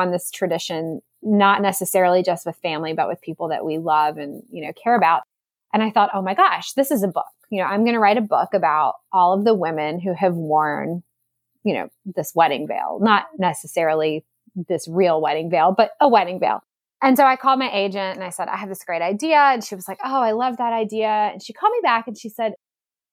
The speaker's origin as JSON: {"language": "English", "town": "Salisbury", "region": "North Carolina", "country": "United States", "tie": "born or raised there", "said": "Salisbury, my hometown"}